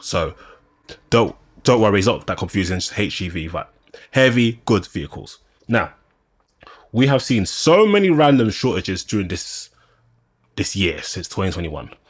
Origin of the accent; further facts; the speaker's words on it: London, United Kingdom; I'm a Londoner